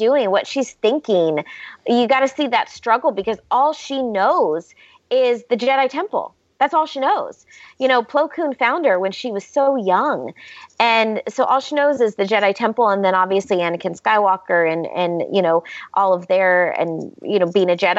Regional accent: the South, United States; I used to say I'm from the South. So, you know, in the South, we say, bless her heart.

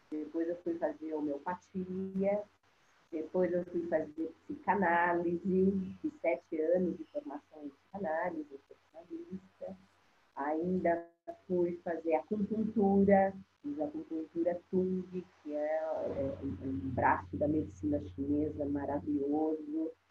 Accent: São Paulo, Brazil; de um casal de primos irmãos cearenses que chegaram muito pobres em São Paulo

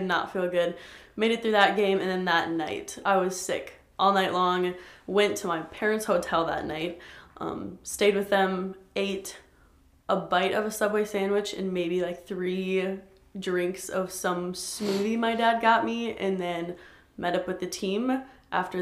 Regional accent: Sioux Falls, South Dakota, United States; also born or lived in St. Paul; I grew up here in Sioux Falls pretty much all my life.

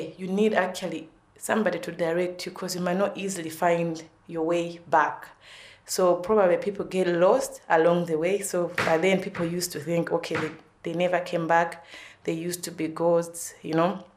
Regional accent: Blantyre, Southern Region, Malawi; moved away as an adult; now in Ireland; I'm from Malawi, the southern part of Africa.

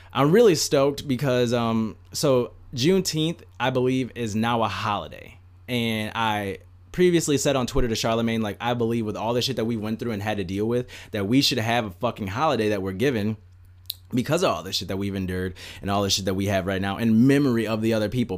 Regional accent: United States; as an American citizen that was, I was fucking born here, I fucking pay taxes here, I live here

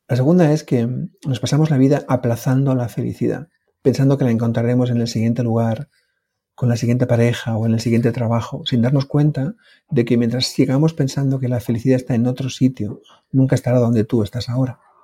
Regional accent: Oñati, Basque Country, Spain; mi pueblo, el pueblo en el que vivo, Uñati

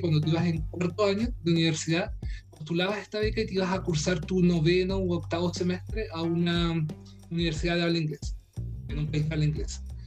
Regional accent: Punta Arenas, Magallanes and Chilean Antarctica, Chile; Soy chileno, eh, soy de Punta Arenas, del sur de Chile

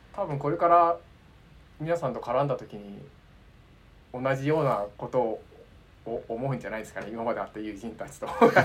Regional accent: Tokyo, Japan; 僕東京生まれ東京育ち

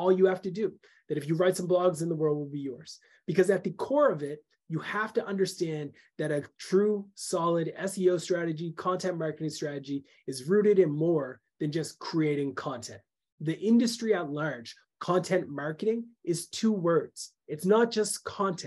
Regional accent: Canada; I'm a Canadian

